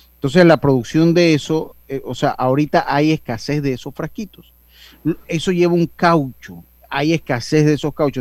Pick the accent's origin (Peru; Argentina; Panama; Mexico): Panama; como buen panameño